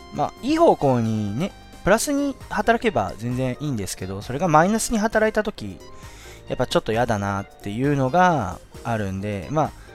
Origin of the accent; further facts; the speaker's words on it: Shizuoka, Japan; 僕の地元、静岡市